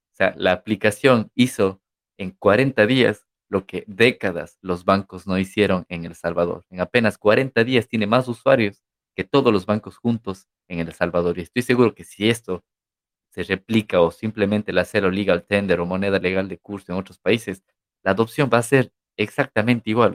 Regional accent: Ecuador; now in Barcelona, Spain; somos de Ecuador

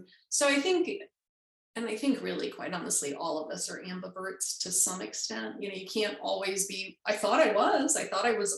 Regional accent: Chicago, Illinois, United States; also born or lived in Los Angeles, California; when I was five, we moved to Chicago, and I grew up mostly in Chicago, in the Chicago suburbs, in the Midwest

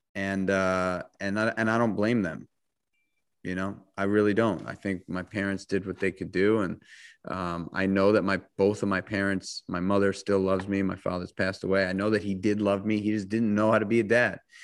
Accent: New York City, New York, United States; I grew up in New York City

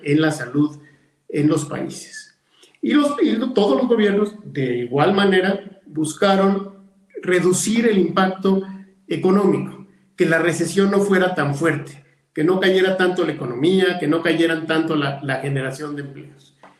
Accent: León, Guanajuato, Mexico; empresarios de mi tierra

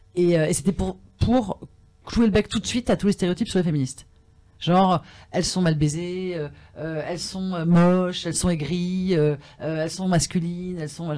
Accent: France; je suis française.

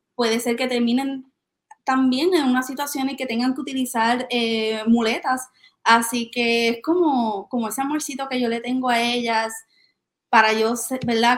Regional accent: Aibonito, Puerto Rico; yo soy de Ay Bonito

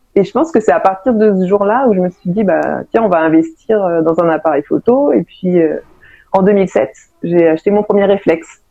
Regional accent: Paris, Île-de-France, France; also born or lived in Seine-Saint-Denis; je suis parisienne au départ

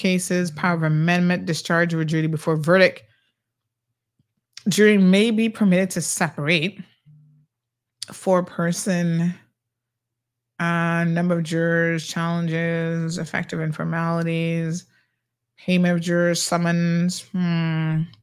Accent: United States; moved away as an adult; now in United Kingdom; having grown up in America

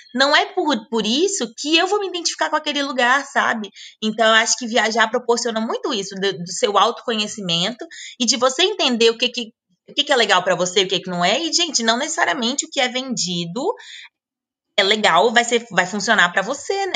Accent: Brasília, Federal District, Brazil; moved away; eu sou de Brasília

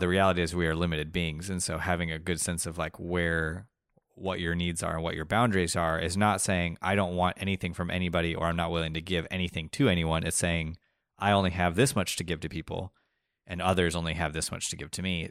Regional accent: Colombia; moved away; also born or lived in Texas; we grew up in Colombia. My, our dad is from Argentina. My mom is from Michigan. Nicholas and Samuel were both born in Colombia. My other brother and I were both born in Texas.

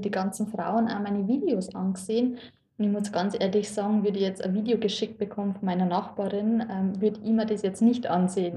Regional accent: Lower Bavaria, Germany; ich bin eigentlich ziemlich ländlich aufgewachsen

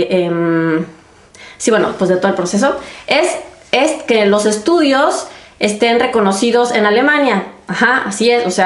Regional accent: Mexico; now in Germany; Y bueno, ya saben, pues yo soy mexicana, soy Fajerstin für Innere Medicine

